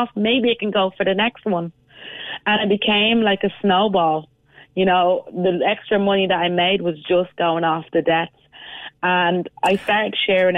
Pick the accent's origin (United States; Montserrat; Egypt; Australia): Montserrat; Cork Hill; moved away; I'm actually from a village in Montserrat, the Emerald Isle of the Caribbean, called Cork Hill Village.